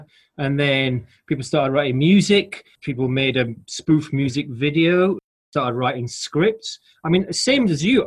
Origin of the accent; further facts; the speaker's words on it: Halifax, Yorkshire and the Humber, United Kingdom; moved away as an adult; now in London, United Kingdom; I grew up in Halifax in West Yorkshire, quite a industrial sort of town in a way